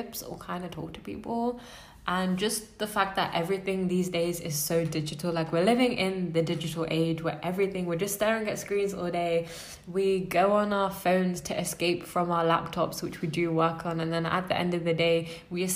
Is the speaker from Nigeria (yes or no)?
no; United Kingdom; I'm British